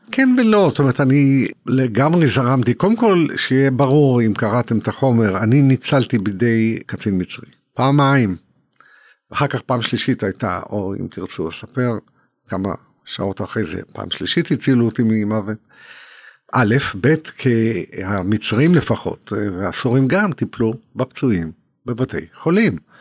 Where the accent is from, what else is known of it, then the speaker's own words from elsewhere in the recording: Israel; אני יליד תש"ח, יליד 48